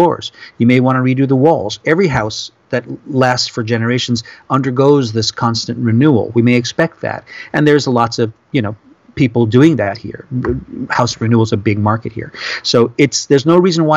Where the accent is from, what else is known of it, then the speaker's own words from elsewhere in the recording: New Orleans, Louisiana, United States; moved away as an adult; now in Japan; I'm from New Orleans where, you know, I grew up in a house that was like 100 years old.